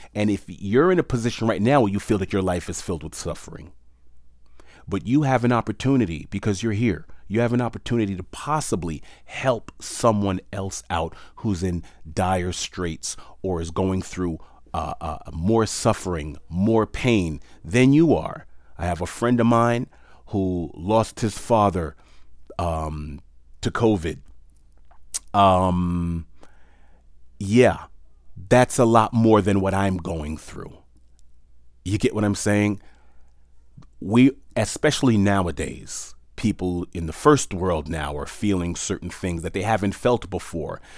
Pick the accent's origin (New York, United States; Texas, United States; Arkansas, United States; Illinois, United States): New York, United States; New York City; moved away; also born or lived in Palm Beach, Florida / Hawaii; I was born and raised in New York City